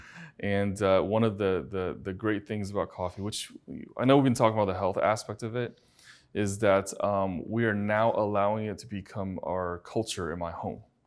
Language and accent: English; China; now in United States; I was born in China, and I, and I grew up in China.